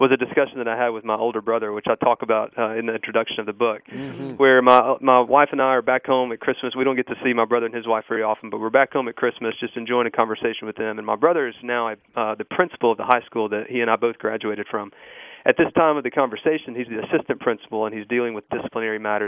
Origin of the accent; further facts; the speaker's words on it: Mississippi, United States; I grew up in Mississippi in a church there